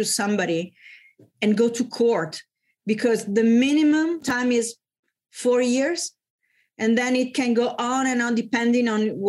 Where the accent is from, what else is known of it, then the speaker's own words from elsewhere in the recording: Bologna, Emilia-Romagna, Italy; my hometown in Bologna